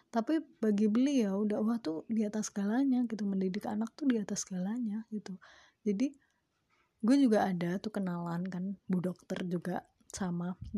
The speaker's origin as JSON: {"language": "Indonesian", "town": "Semarang", "region": "Central Java", "country": "Indonesia", "said": "beliau juga sama kayak gue juga asalnya dari Semarang"}